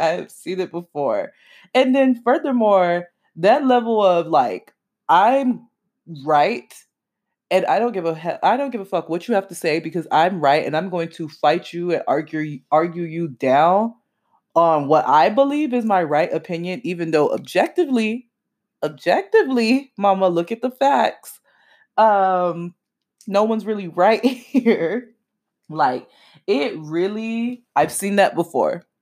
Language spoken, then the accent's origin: English; Miami, Florida, United States; I'm from Miami and not I'm from Florida.